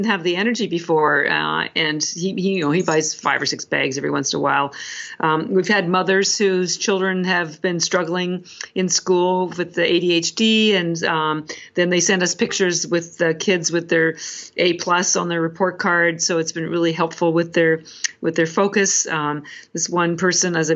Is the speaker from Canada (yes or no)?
yes; Canada; because I'm Canadian